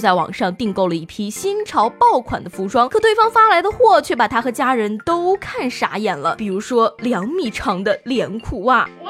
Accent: China; 我们中国人会输吗？

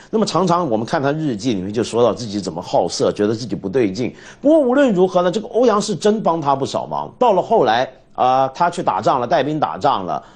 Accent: China; 我们中国人

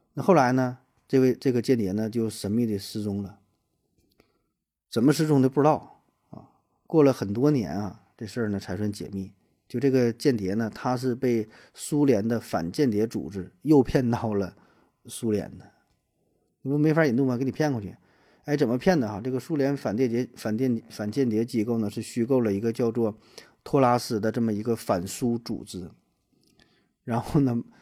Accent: China; 咱们是站在 中国人的角度

